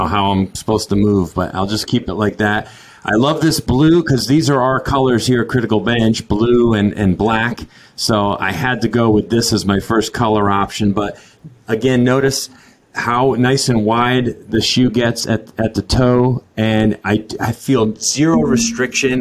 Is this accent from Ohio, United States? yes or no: no; Connecticut, United States; now in Florida, United States; I've lived in Florida as long as I lived in Connecticut, where I'm from